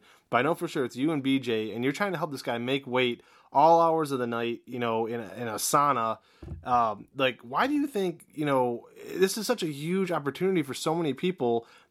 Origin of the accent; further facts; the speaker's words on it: Northeast Ohio, United States; I'm from Northeast Ohio